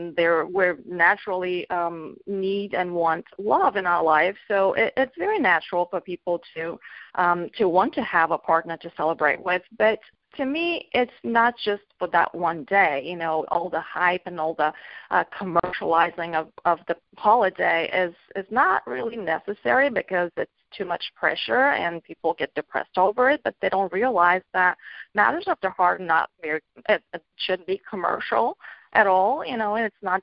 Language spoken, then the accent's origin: English; Bulgaria; moved away as an adult; now in North America; I'm originally from Bulgaria. I grew up there and I immigrated to North America